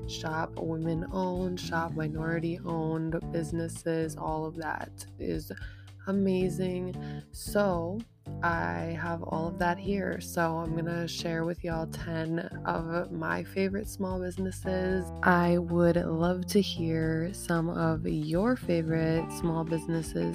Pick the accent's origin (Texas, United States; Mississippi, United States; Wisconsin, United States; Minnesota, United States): Minnesota, United States; I'm not from Brooklyn Center, but, you know, from Minnesota, very close by Brooklyn Center